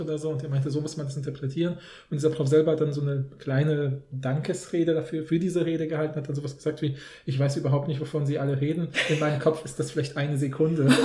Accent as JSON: {"language": "German", "country": "Poland", "tie": "born or raised there", "moved": "yes", "lives_now": "Germany", "said": "in Polen war das halt so das Übliche in den Kontexten, wo wir, ja, wo ich aufgewachsen bin"}